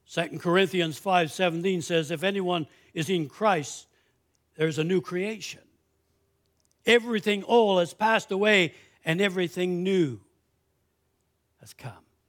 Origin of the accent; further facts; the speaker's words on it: Canada; I'm a Canadian citizen.